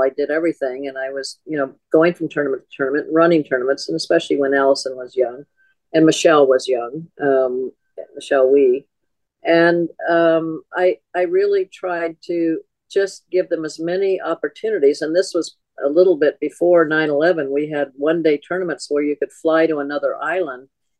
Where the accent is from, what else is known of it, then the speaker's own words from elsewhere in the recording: California, United States; And I grew up in Southern California where we had a tournament.